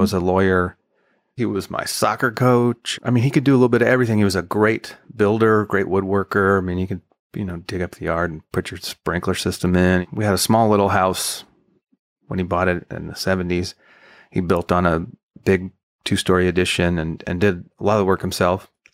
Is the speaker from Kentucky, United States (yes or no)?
no; El Paso, Texas, United States; moved away as an adult; also born or lived in Nashville; I'm from El Paso. I ended up in Nashville as a songwriter